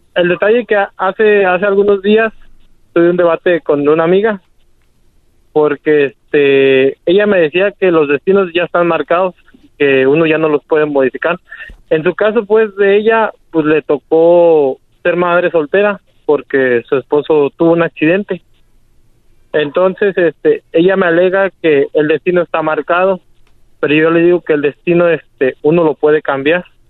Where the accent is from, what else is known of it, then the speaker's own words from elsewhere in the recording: Uruapan, Michoacán, Mexico; now in Argyle, United States; Estamos aquí en Argile, Texas. Somos de Uruapan, Michoacán